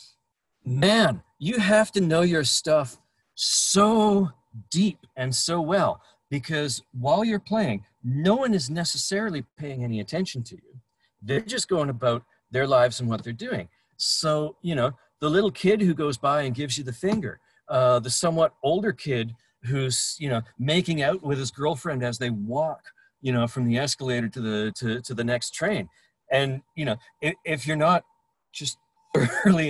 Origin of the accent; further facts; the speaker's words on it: Brandon, Manitoba, Canada; Growing up in Brandon, Manitoba